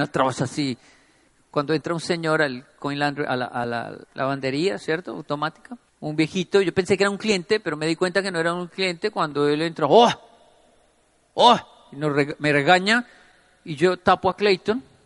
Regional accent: Bogotá, Colombia; Crecí en Ciudad Bolívar, vi mucha violencia, vi muchas cosas que un niño no debería ver.

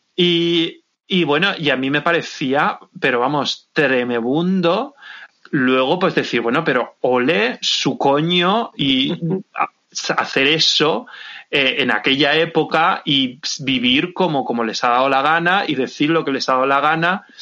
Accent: Santa Pola, Valencian Community, Spain; desde mi pueblo, desde Santa Pola

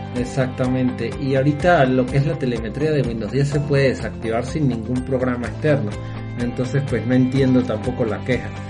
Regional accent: Mérida, Venezuela; en mi ciudad natal, Mérida

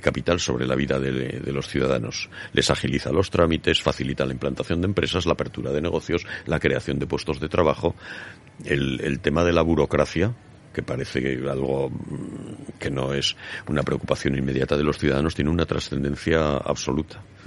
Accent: Spain; los españoles

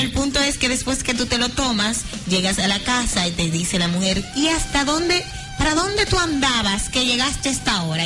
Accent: Dominican Republic; nosotros somos dominicanos

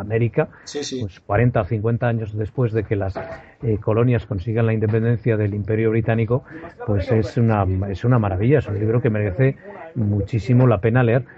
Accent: Aragon, Spain; now in England; yo siendo aragonés

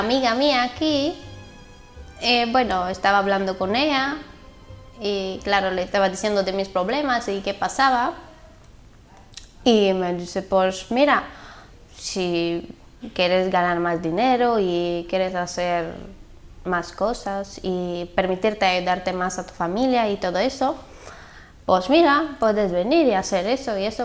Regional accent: Bulgaria; Spanish is a second language; moved away as an adult; also born or lived in Valencia; tengo 22 años y soy de Bulgaria

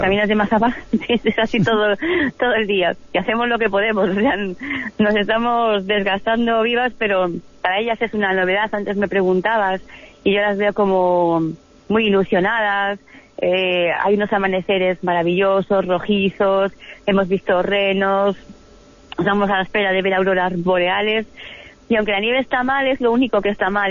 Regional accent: Spain; como españolas

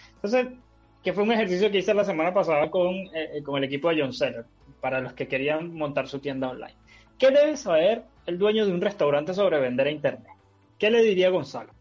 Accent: Venezuela; now in Chile; en Venezuela, que es de donde yo soy

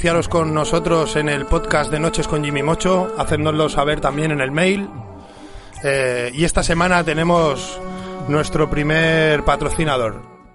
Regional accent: L'Hospitalet de Llobregat, Catalonia, Spain; Sí, sí, de toda la vida. Yo soy de ahí de Hospitalet, de la Torrasa

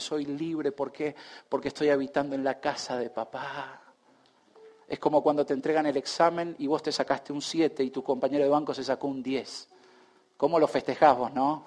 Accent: Argentina; esto nos afecta tanto como argentinos

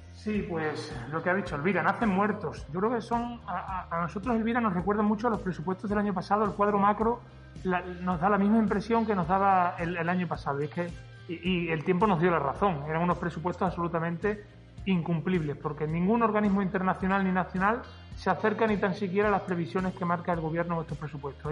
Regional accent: Extremadura, Spain; yo como extremeño

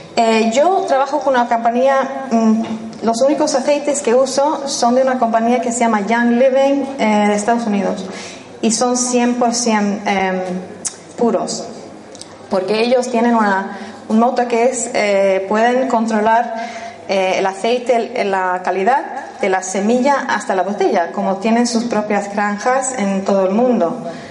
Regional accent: Spain; first language English; Spanish is a second language; moved away as an adult; also born or lived in Sweden / London; soy sueca de origen, crecí aquí en España

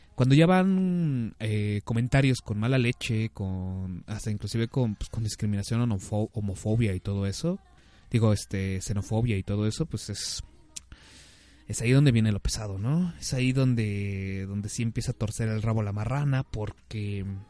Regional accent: Mexico City, Mexico; las personas de la Ciudad de México nos conocen en, fuera de la Ciudad de México, nos conocen como chilangos

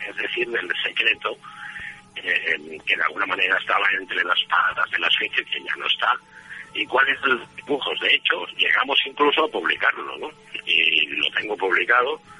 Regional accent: Catalan Pyrenees, Catalonia, Spain; yo soy del Pirineo, ¿sabes? Yo soy catalán del Pirineo

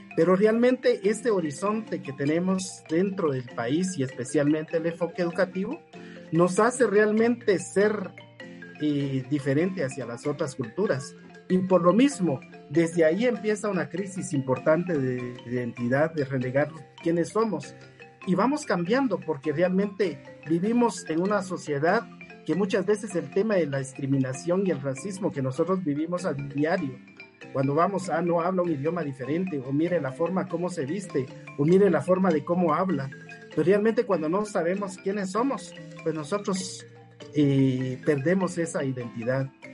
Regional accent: Patzún, Chimaltenango, Guatemala; soy de Patzún, soy patsunero, ¿verdad? Es mi lugar de origen y me identifico con eso

